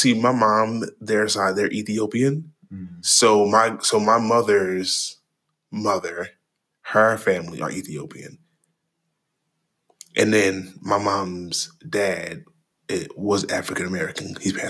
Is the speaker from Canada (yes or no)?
no; Trinidad & Tobago; my accent was really thick and you couldn't hear me. {S0} Right. What is he saying? {S1} No, for real. That was literally my life. But, you know, I haven't been back. I have not been back to Trinidad in a very long time.